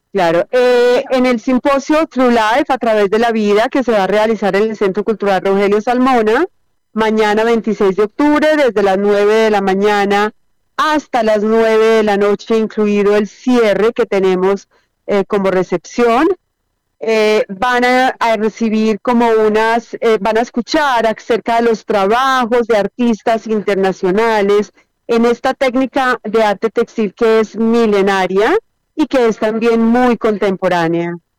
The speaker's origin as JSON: {"language": "Spanish", "country": "Colombia", "said": "yo también como artista colombiana"}